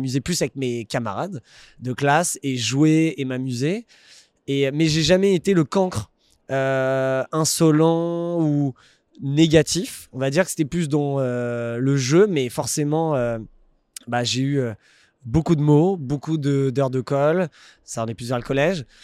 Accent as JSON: {"language": "French", "town": "Paris", "region": "Île-de-France", "country": "France", "tie": "born there", "also_born_or_lived": "Puteaux, France", "said": "Je suis né à Paris. 7-5. 7-5."}